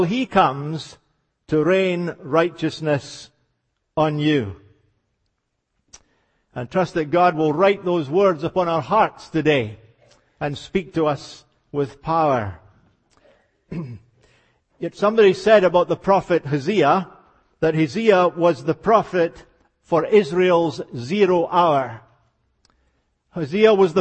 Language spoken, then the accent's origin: English; Scotland, United Kingdom; accent: Scottish; as you can hear, I was born and raised in Scotland.